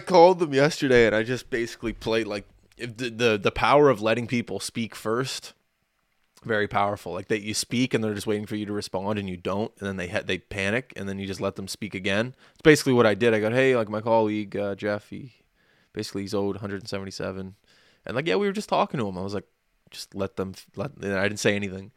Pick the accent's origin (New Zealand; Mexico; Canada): Canada; as a Canadian